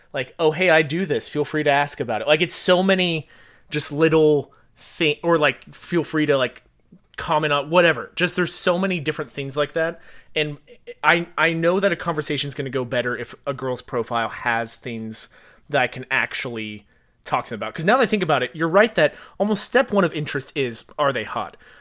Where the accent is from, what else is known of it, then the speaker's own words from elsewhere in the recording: Fort Worth, Texas, United States; also born or lived in College Station, Texas; I grew up in Fort Worth